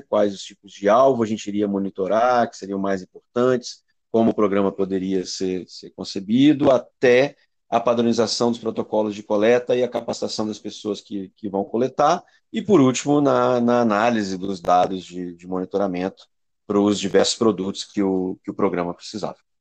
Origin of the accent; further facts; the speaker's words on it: Espírito Santo, Brazil; eu sou do Espírito Santo, sou capixaba e estou aqui no Centro Tamar também, aqui no Espírito Santo, em Vitória